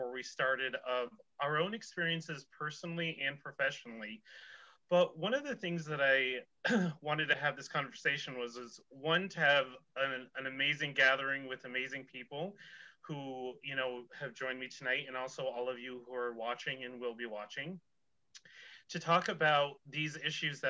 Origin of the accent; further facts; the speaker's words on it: Northern New York, United States; I'm from Northern New York